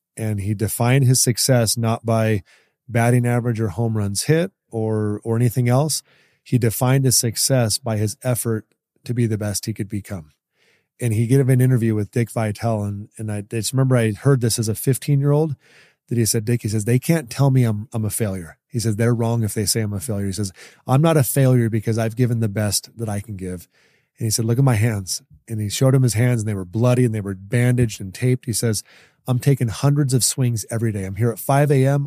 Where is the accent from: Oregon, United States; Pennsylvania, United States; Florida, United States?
Oregon, United States; Ashland; I grew up in Oregon